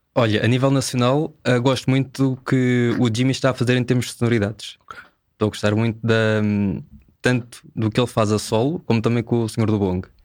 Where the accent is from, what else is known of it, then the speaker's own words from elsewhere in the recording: Amadora, Lisbon, Portugal; sou da Amadora